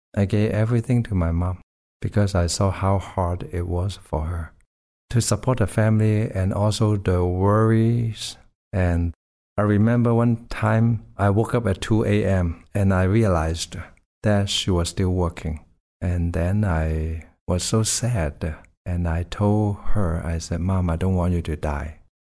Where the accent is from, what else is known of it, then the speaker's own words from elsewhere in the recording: Hong Kong; I grew up in Hong Kong